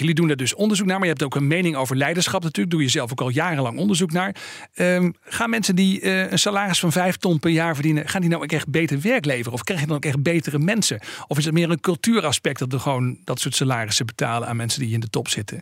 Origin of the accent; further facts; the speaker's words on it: Netherlands; als Nederlanders